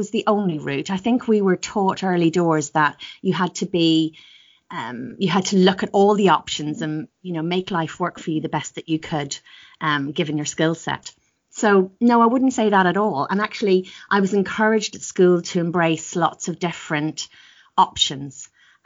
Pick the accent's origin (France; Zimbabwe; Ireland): Ireland; also born or lived in Northern Ireland; now in United Kingdom; I grew up in Southern Ireland. Well, part of my early life was actually in Northern Ireland